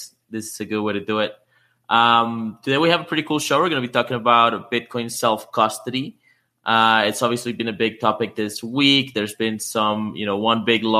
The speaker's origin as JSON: {"language": "English", "country": "Canada", "said": "I know there's a few fellow Canadians out there in the audience. I am one"}